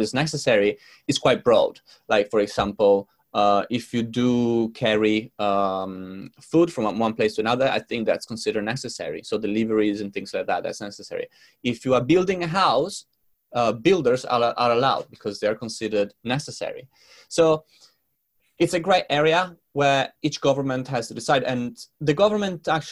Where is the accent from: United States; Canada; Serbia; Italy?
Italy; moved away as an adult; now in London, United Kingdom; from Italy because my parents are there and my friends are there